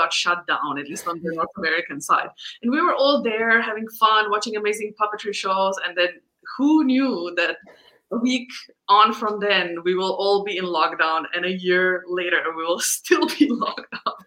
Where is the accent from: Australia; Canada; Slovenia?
Slovenia; moved away; I am originally from Slovenia, which is this teeny tiny country of 2 million people